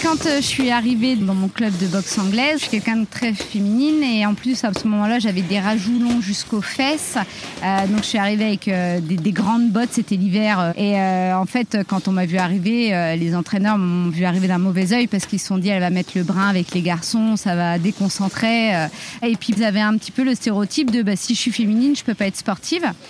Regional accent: Reims, Grand Est, France; J'ai grandi à Reims.

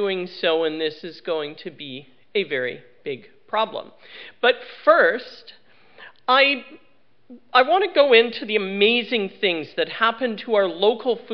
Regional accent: Lower Mainland of British Columbia, Canada; I come from the Lower Mainland of British Columbia

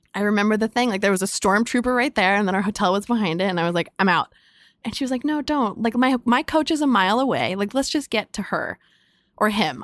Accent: Carlsbad, California, United States; I grew up in San Diego in North County in a, in a town called Carlsbad.

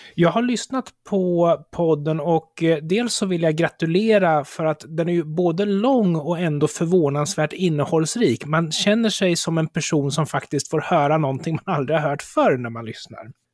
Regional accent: Sweden; jag som svensk i Sverige

